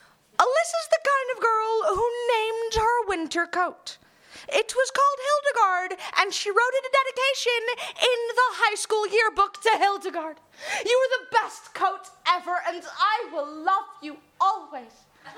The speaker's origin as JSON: {"language": "English", "country": "United States", "tie": "born or raised there", "also_born_or_lived": "England", "moved": "yes", "said": "my accent's gonna accidentally switch over the next 10 minutes. I apologize. I'm English. I grew up in America."}